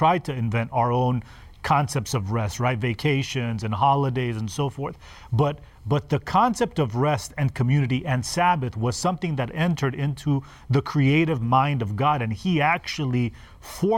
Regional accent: Los Angeles, California, United States; I grew up in Los Angeles, and we were in an apartment

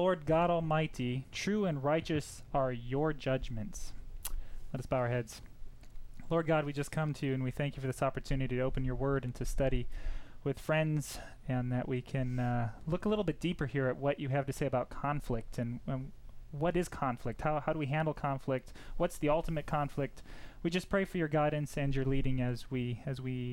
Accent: Southern California, United States; I'm from Southern California.

